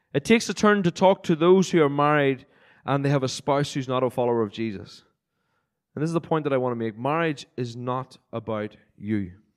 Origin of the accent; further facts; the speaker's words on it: Cookstown, Northern Ireland, United Kingdom; moved away; Cookstown, which I'm sure a lot of you pe-, wouldn't have heard before, but it's the place where I grew up when I was born in Northern Ireland.